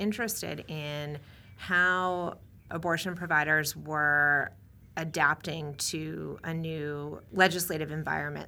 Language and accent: English; New England, United States; moved away; also born or lived in New Hampshire; I grew up in New England and, um, went to school in New Hampshire